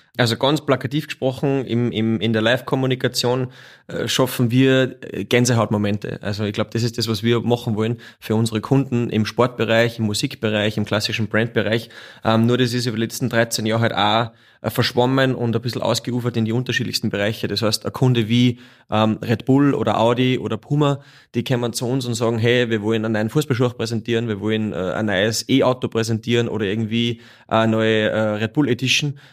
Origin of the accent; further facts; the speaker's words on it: Wagrain, Salzburg, Austria; now in Salzburg, Austria; gebürtig aus Wagrein und aber schon seit 20 Jahren in der Stadt Salzburg